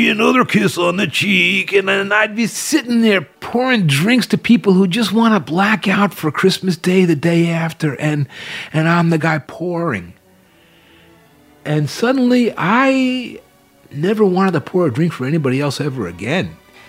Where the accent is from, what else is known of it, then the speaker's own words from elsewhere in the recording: New Jersey, United States; I'm a kid from New Jersey.